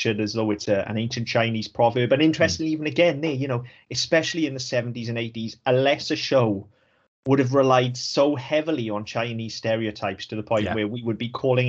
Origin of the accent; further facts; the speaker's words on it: Welsh, Wales, United Kingdom; I'm Welsh